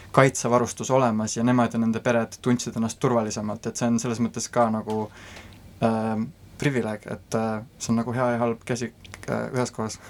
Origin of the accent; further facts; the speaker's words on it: Estonia; moved away as an adult; also born or lived in Rotterdam, Netherlands; now in Silicon Valley, United States; Eesti on selline koht äh,, Äh, kust ma olen pärit, äh, siin on minu tugisüsteem, minu äh, sõbrad ja pere, minu juured